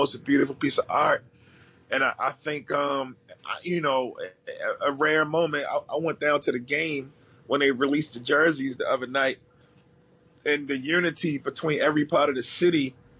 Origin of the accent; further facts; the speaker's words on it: Baltimore, Maryland, United States; I'm from Baltimore. I live in Baltimore